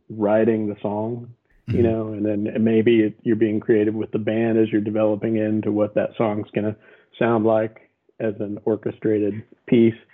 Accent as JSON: {"language": "English", "town": "Abilene", "region": "Texas", "country": "United States", "tie": "born or raised there", "lives_now": "Austin, United States", "said": "Uh, Abilene, Texas, mostly my dad was military, so we hopped around a little bit when I was young, but he he was retiring by the time I was 12 in Abilene, so you know I'm mostly from Abilene"}